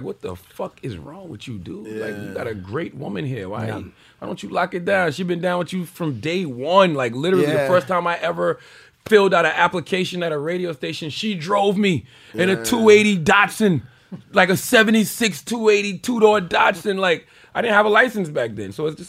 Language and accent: English; Southern United States, United States; I'm from the South, man.